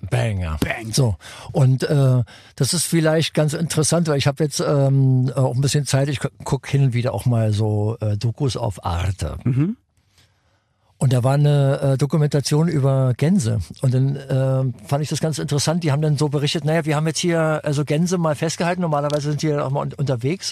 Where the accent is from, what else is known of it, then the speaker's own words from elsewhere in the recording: Berlin, Germany; In der Nähe vom äh, Rathaus Spandau.